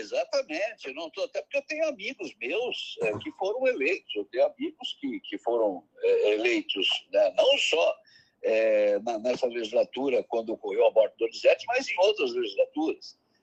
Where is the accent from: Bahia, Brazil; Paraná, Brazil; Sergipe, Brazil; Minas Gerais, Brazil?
Paraná, Brazil; moved away as an adult; also born or lived in Teresina, Piauí; voltei para o meu estado, Paraná